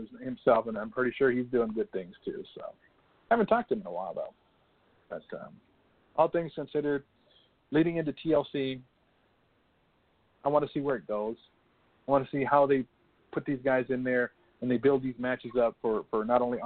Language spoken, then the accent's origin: English; West Coast, United States; I'm West Coast